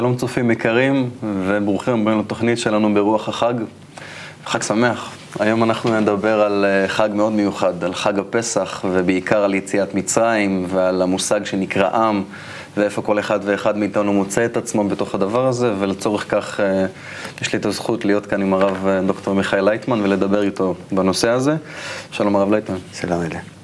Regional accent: Israel; אני כישראלי שחי היום במדינה

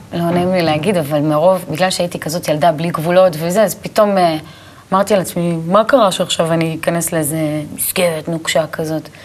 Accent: Tel Aviv, Tel Aviv District, Israel; אני גדלתי בשכונה שנקראת הדר יוסף, בתל אביב. כל החיים שלי בעצם גדלתי שם

